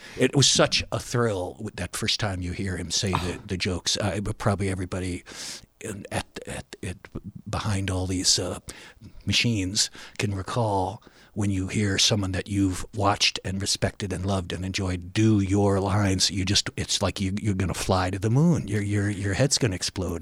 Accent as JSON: {"language": "English", "town": "Cleveland", "region": "Ohio", "country": "United States", "tie": "born or raised there", "also_born_or_lived": "Chapel Hill, North Carolina", "moved": "as an adult", "said": "I went back to my hometown of, um, Cleveland"}